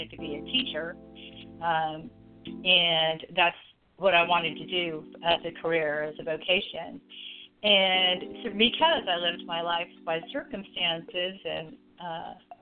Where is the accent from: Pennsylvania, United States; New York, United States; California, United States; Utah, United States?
California, United States; Southern; moved away as an adult; now in Richmond, United States; I was born and raised in Southern California. I lived there until I moved here